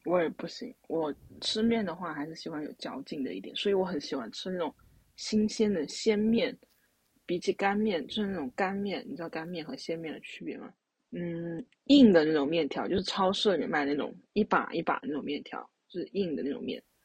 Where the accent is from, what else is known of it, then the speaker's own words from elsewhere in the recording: Sichuan, China; 我们作为四川人呢，就非常地对于辣这东西很执着